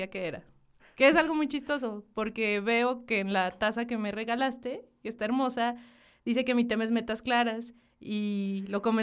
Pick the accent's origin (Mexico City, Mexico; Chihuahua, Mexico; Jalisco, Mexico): Chihuahua, Mexico; Hidalgo del Parral; Soy de una ciudad bien chiquitica que se llama Hidalgo del Parral, Chihuahua.